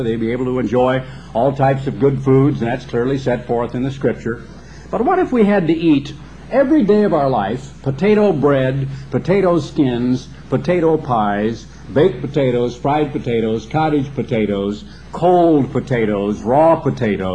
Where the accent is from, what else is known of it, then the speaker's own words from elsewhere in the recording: Oregon, United States; When I grew up in Oregon